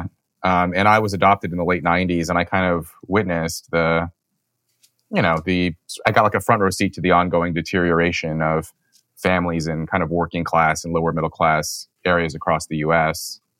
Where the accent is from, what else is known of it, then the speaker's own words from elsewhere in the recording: Los Angeles, California, United States; I was born into poverty in Los Angeles. My mother came to the U.S. from Seoul, South Korea.